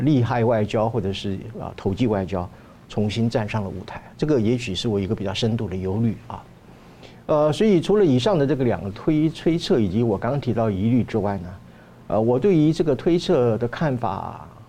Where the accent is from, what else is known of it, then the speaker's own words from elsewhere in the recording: Taiwan; 我们台湾人民